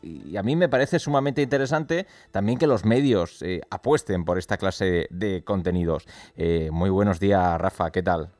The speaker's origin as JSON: {"language": "Spanish", "town": "Málaga", "region": "Andalusia", "country": "Spain", "said": "Nosotros somos de Málaga"}